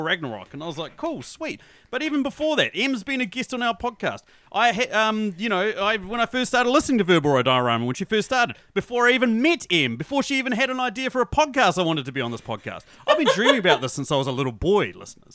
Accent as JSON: {"language": "English", "country": "New Zealand", "said": "I'm from New Zealand, as you guys can tell by my accent"}